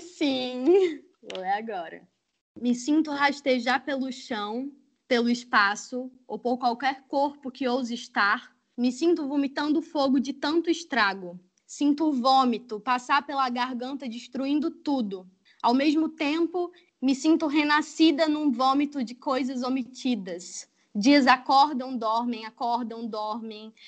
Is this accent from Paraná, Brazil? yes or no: no; Arapiraca, Alagoas, Brazil; moved away as an adult; now in Rio de Janeiro, Brazil; eu sou alagoana, nasci em Arapiraca, Estou no Rio há seis anos